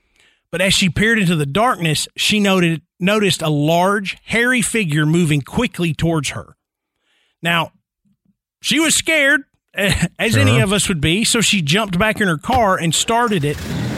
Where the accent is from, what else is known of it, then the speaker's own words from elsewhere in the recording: Tennessee, United States; I mean, it's like growing up in Middle Tennessee, somebody you know is going to have a Bell Witch story.